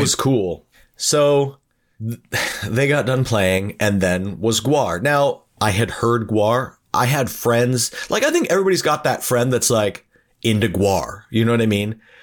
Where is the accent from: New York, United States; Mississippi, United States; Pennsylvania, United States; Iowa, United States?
Pennsylvania, United States; Erie; moved away as an adult; We are all from Erie, Pennsylvania, and we all moved there together